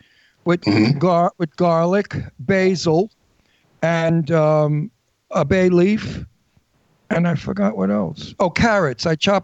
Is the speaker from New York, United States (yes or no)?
yes; New York City, New York, United States; I don't speak Japanese. But lucky I speak English. I'm from Brooklyn.